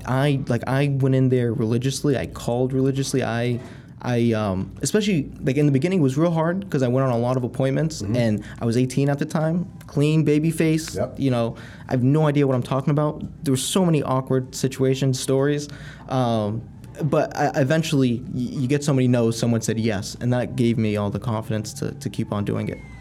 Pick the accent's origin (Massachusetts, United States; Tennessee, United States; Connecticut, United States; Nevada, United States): Massachusetts, United States; Haverhill; I grew up in Haverhill, Mass